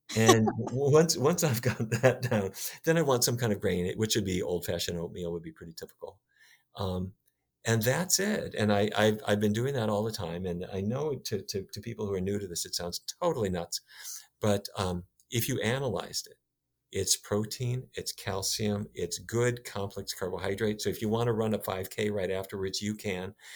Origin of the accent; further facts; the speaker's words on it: North Dakota, United States; When I was a kid, I grew up in North Dakota